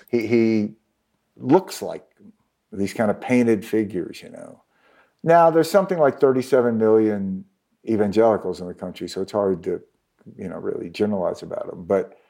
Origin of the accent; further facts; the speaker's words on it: Mississippi, United States; So my home state of Mississippi takes down the flag, state flag, which is basically the Confederate battle flag.